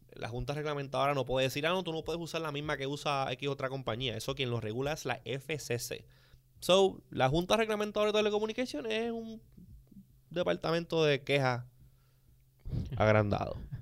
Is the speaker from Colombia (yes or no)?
no; Puerto Rico; nosotros aquí en Puerto Rico